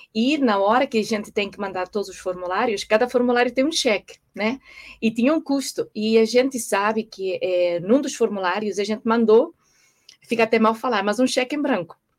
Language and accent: Portuguese; Portugal; moved away as an adult; also born or lived in Brazil / Singapore / Madrid / United States; nasci em Portugal, é, muitos anos fora do país, é, desde que me casei